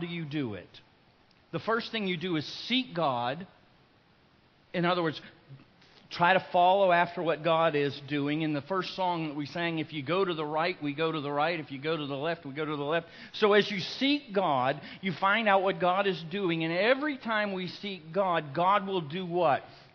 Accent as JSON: {"language": "English", "town": "Lake Wales", "region": "Florida", "country": "United States", "tie": "born or raised there", "said": "I'm from Lake Wales, and I was attending Lake Wales High School"}